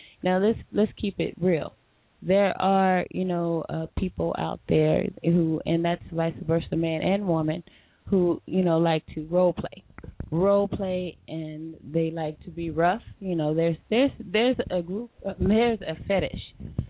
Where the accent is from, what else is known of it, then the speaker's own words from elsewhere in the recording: Bridgeport, Connecticut, United States; Well, I'm from Connecticut, Bridgeport, representing here.